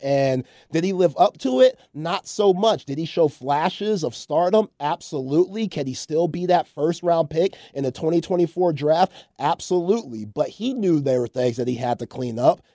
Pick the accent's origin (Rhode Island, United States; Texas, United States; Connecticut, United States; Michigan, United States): Texas, United States; I'm from Texas, been there my whole life